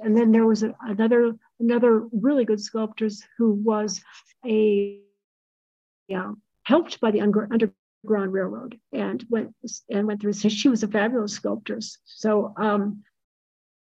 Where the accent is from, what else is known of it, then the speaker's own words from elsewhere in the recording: Midwest, United States; also born or lived in Missouri; now in New Mexico, United States; I grew up in the Midwest. And then I moved to the southern part of the Midwest, I guess, in Missouri